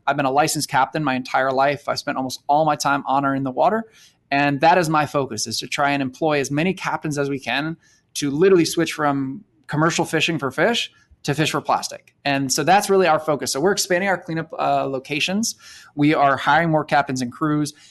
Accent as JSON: {"language": "English", "region": "South Florida", "country": "United States", "tie": "born or raised there", "said": "growing up in South Florida"}